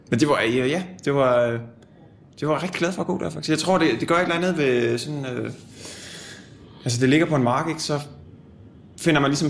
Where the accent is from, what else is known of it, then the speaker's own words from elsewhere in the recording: Annebøl, Southern Denmark, Denmark; now in Copenhagen, Denmark; Jeg er 27 år gammel. Hvor er du fra? Jeg er fra Annebøl, øh, en lille by på Fyn. Øh, tidligere en del af Vissenbjerg Kommune, nu er så en del af Astens Kommune, tror jeg. Øh, ja, oprindeligt.